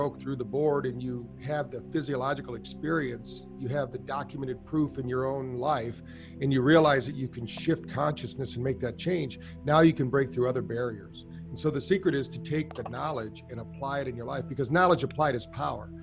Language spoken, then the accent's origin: English; Battle Creek, Michigan, United States; I grew up in Battle Creek, Michigan